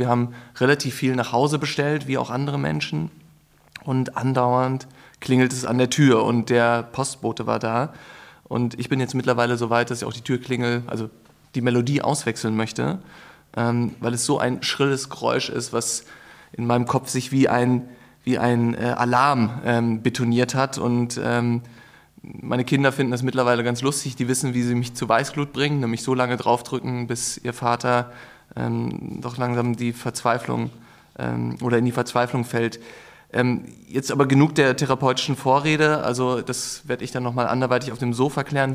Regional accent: Berlin, Germany; ich bin in Berlin geboren, aber lebe auch schon sehr lange in Berlin und eigentlich fast ausschließlich in der Innenstadt

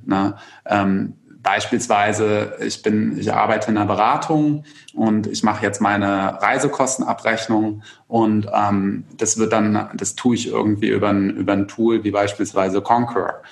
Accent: Germany; bei uns in Deutschland

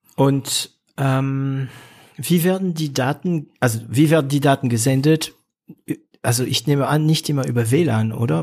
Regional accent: northern France, France; German is a second language; moved away; ich komme aus Nordfrankreich. Ist eine Region, wo, ähm, also es ist eine Region, die in der 70er Jahre richtig runterging, weil man, das ist die Region Kohle

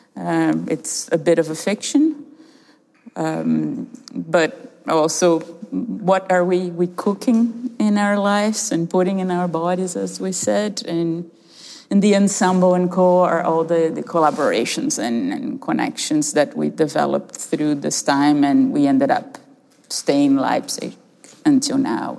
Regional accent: Brazil; moved away; we are a duo of artists originally from Brazil, and I'm half Canadian also

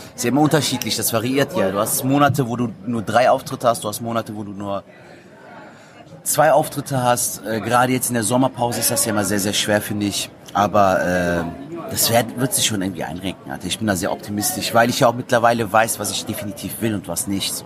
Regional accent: Cologne, North Rhine-Westphalia, Germany; Köln geboren, aufgewachsen in Köln, eine Kölsche Jung

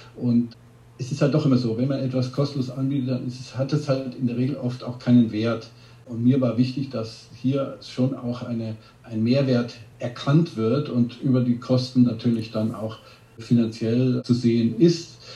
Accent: Bavaria, Germany; ich bin ja aus Bayern

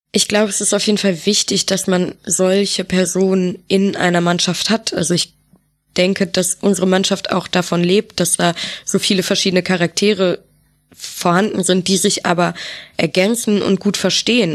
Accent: Düsseldorf, North Rhine-Westphalia, Germany; now in Bremen, Germany; ich komme ja aus Düsseldorf

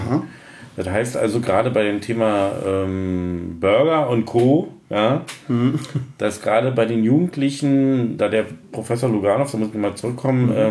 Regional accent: Berlin, Germany; accent: Berliner Dialekt; vor 52 Jahren in Berlin geboren, also bin also ein waschechter Berliner und auch in Berlin groß geworden

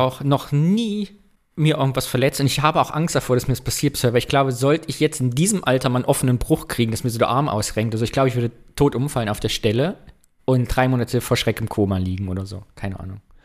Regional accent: northern Thuringia, Germany; ich komme ja aus, äh, aus dem Norden Thürings, bei uns ist es ja etwas bergig

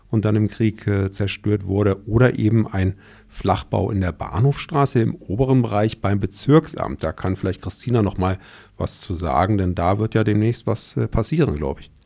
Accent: Germany; also born or lived in Pforzheim; wir als Deutsche

